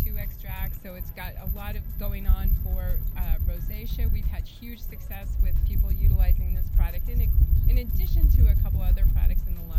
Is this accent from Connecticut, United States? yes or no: no; Albuquerque, New Mexico, United States; And coming back from Santa Fe, I grew up in Albuquerque